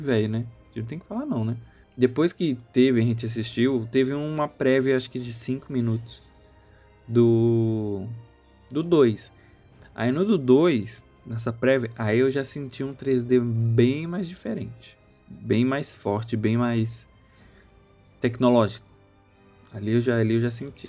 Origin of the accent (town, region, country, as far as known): Brazil